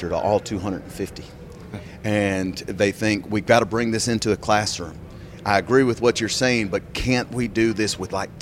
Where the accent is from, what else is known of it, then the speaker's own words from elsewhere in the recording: United States; accent: U.S. accent; moved away as an adult; I am American